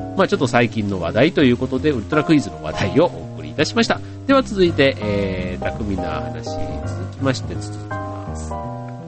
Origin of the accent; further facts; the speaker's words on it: Osaka, Japan; 自分はあの、大阪出身